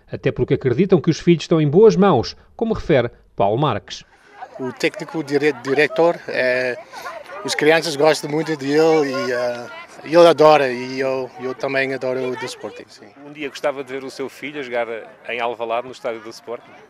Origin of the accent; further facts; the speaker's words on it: Luanda, Luanda Province, Angola; now in Johannesburg, South Africa; Sim, sim, angolano, eu venho de Luanda.